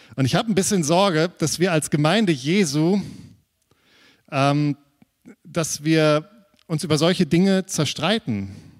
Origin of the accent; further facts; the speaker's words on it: Germany; wir als Deutsche